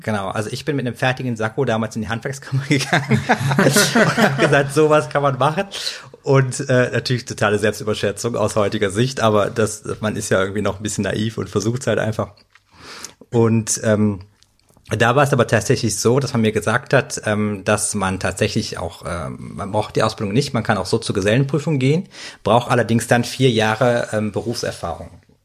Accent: Cologne, North Rhine-Westphalia, Germany; als Kölner

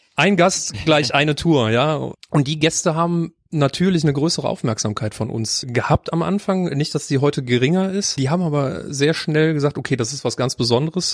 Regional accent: Mönchengladbach, North Rhine-Westphalia, Germany; moved away as an adult; now in Cologne, Germany; Ich bin auch nicht in Köln geboren. Ich komme gebürtig aus Mönchengladbach.

